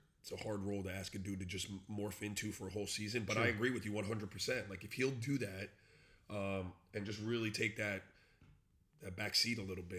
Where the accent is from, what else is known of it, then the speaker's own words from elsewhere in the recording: Miami, Florida, United States; also born or lived in US Virgin Islands; I grew up down here in Miami